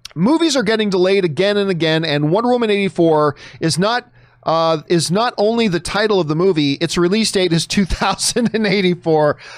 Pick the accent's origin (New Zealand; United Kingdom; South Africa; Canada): Canada; now in United States; my home country